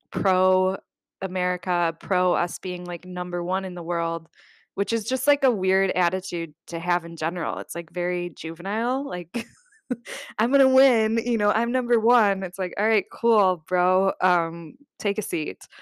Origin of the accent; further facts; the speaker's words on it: United States; you're an American traveling to Vietnam